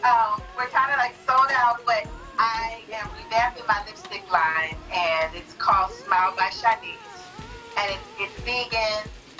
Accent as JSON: {"language": "English", "region": "California", "country": "United States", "tie": "born or raised there", "also_born_or_lived": "McKees Rocks, Pennsylvania / Pittsburgh, Pennsylvania", "said": "I moved to California when I was 8 years old."}